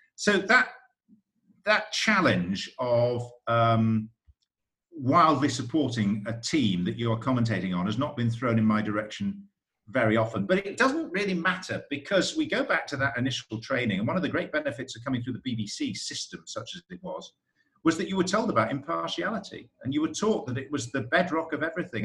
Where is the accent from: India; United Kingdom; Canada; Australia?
United Kingdom; now in United States; a Brit in America